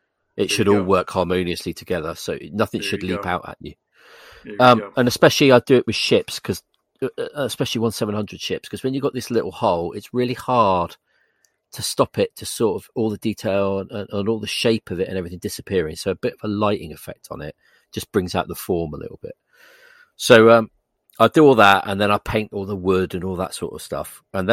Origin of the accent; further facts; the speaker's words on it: England, United Kingdom; I'm English.